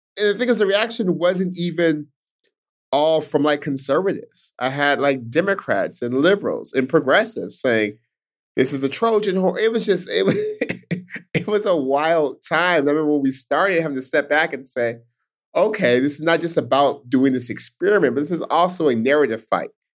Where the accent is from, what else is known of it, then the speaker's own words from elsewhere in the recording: Stockton, California, United States; I'm born and raised in Stockton, California, Stockton's home